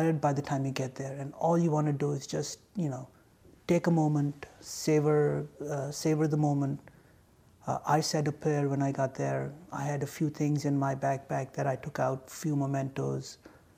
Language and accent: English; Delaware, United States; I'm from Delaware